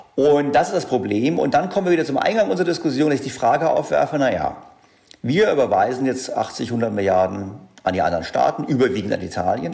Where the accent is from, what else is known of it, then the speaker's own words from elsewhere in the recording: Germany; bei uns in Deutschland